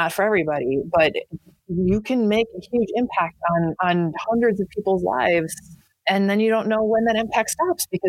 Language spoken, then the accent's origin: English; United States; also born or lived in Madison / Fargo / England; I moved back to my hometown 2 hours north